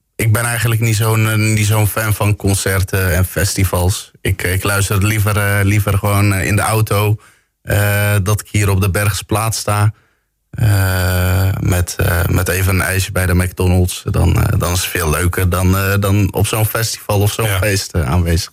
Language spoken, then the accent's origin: Dutch; Bergen op Zoom, North Brabant, Netherlands; geboren en getogen in Bergen op Zoom.